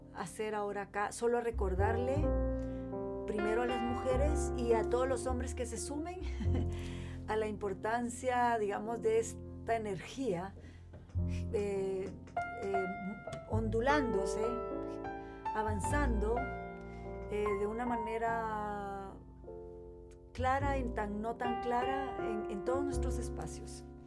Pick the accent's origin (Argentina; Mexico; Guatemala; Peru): Guatemala; moved away as an adult; also born or lived in Chile; yo crezco, o sea, nazco y crezco en Guatemala